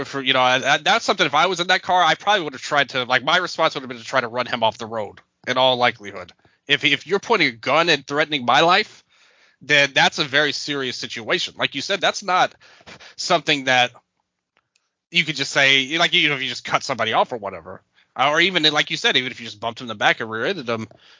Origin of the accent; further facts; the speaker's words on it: Memphis, Tennessee, United States; I was born and raised in Memphis, Tennessee, and North Memphis on top of it, Fraser area.